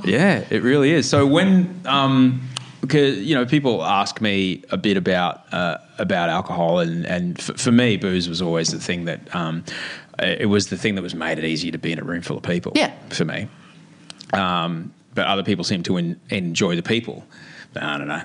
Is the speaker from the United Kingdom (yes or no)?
no; Brisbane, Queensland, Australia; when I grew up in in Brisbane